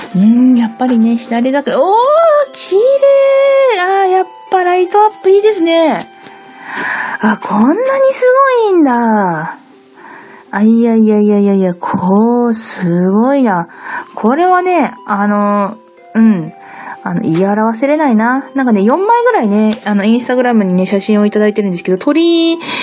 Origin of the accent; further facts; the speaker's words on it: Sapporo, Hokkaido, Japan; moved away; 私、札幌なんですけど